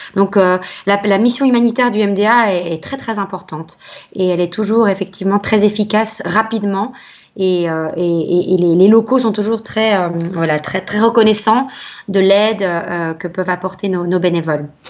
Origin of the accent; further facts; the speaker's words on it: Belgium; chez nous en Belgique